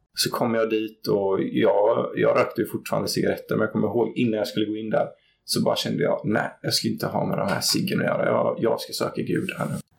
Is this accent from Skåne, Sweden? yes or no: no; Gothenburg, Västra Götaland, Sweden; jag växte upp i Göteborg i utkanten, ett litet område som heter Gunnilse